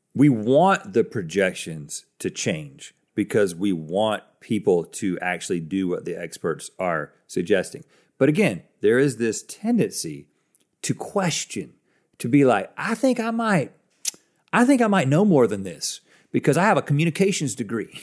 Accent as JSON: {"language": "English", "country": "United States"}